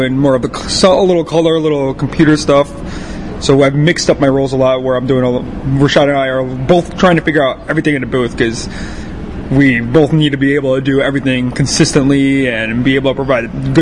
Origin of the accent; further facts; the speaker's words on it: Chicago, Illinois, United States; we're both from the Chicagoland area